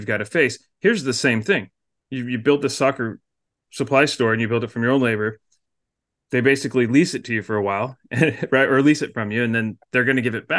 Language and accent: English; Portland, Oregon, United States; I was growing up in North Portland